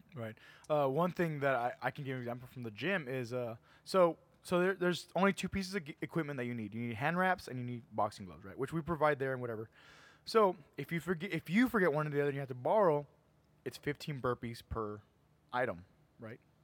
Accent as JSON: {"language": "English", "town": "McAllen", "region": "Texas", "country": "United States", "said": "we're all from Edinburgh, we're all from McAllen, we're all from the area"}